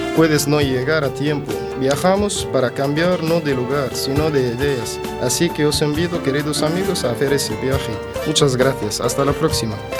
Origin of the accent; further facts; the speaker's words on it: Tunisia; now in A Coruña, Spain; soy de Túnez